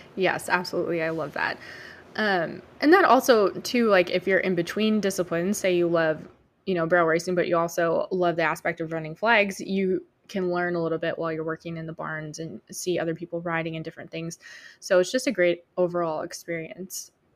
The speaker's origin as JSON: {"language": "English", "region": "Michigan", "country": "United States", "tie": "born or raised there", "moved": "yes", "said": "I grew up in Michigan"}